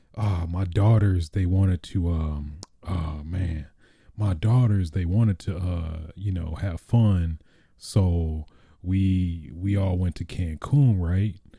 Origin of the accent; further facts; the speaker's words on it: Michigan, United States; I'm from Michigan, so, I mean, I'm used to that cold life